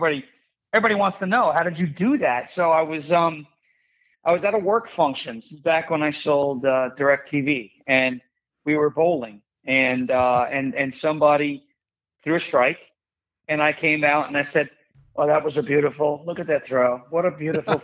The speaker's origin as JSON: {"language": "English", "area": "Long Island", "region": "New York", "country": "United States", "said": "I'm from Long Island"}